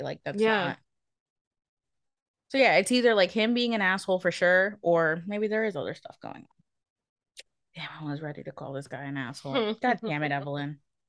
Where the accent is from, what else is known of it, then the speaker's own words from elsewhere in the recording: United States; Man, I don't know if you know that we're American.